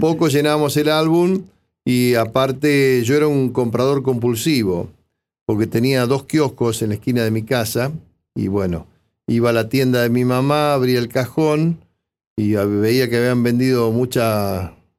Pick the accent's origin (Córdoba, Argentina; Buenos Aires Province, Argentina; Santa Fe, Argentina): Buenos Aires Province, Argentina; 25 de Mayo; museos, de mi pueblo, ya fui al Paula Florido, donde está la historia viva de mi ciudad